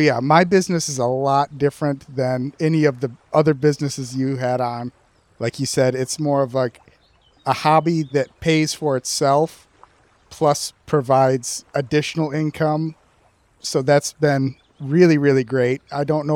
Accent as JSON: {"language": "English", "town": "Sanford", "region": "Michigan", "country": "United States", "tie": "born or raised there", "moved": "as an adult", "lives_now": "Battle Creek, United States", "said": "I grew up in Sanford, Michigan, on the lake"}